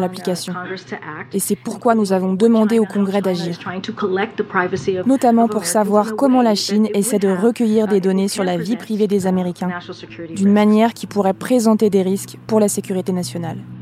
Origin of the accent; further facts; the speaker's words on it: France; chez nous, en France